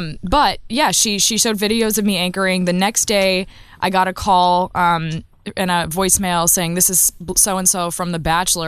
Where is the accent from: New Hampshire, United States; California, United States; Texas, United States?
Texas, United States; Austin; Austin, Texas.